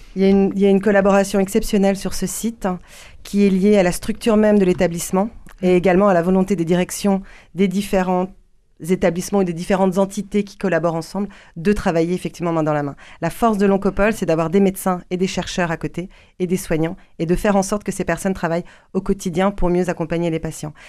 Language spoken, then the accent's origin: French; Paris, Île-de-France, France; moved away as an adult; now in Toulouse, France; j'ai quitté Paris je suis parisienne